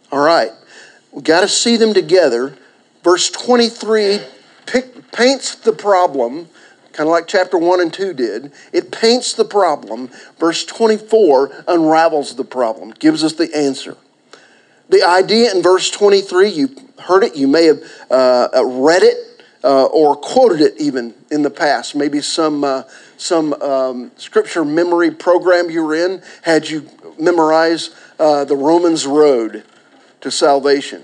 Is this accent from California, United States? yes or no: no; Pauls Valley, Oklahoma, United States; I was born in Garvin County.